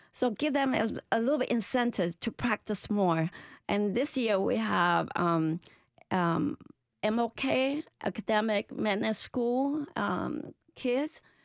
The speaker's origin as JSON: {"language": "English", "country": "Malaysia", "moved": "yes", "lives_now": "United States", "said": "my ancestor from China, but I'm Malaysian"}